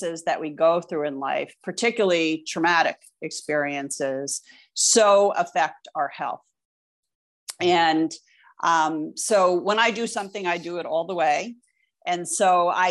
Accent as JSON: {"language": "English", "country": "United States", "tie": "born or raised there", "also_born_or_lived": "Vermont", "said": "I grew up right outside of New York City."}